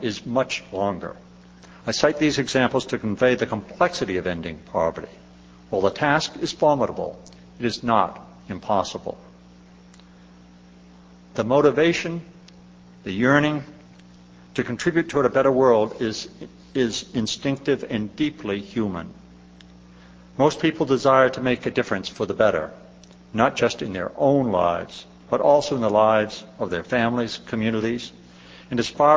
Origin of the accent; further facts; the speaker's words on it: Gloucester, Massachusetts, United States; In Gloucester, Massachusetts, my hometown